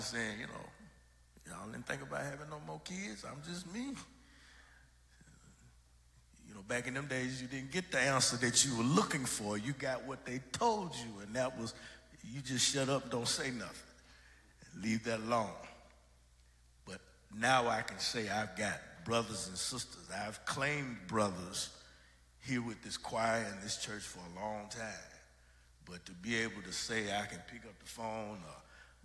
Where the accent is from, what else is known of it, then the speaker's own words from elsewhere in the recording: St. Paul, Minnesota, United States; I was raised in St. Paul and as an only child